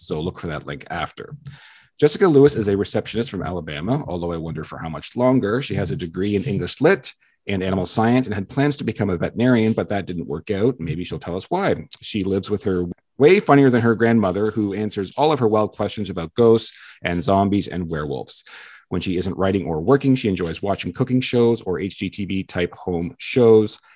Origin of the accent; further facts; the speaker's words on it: Ontario, Canada; I live in a small hometown out a couple hours outside of Toronto